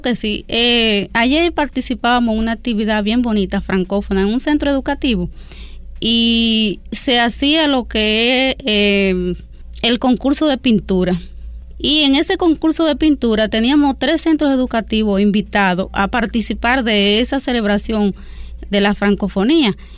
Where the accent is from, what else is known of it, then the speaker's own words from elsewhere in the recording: Duarte, Dominican Republic; nuestro país, la República Dominicana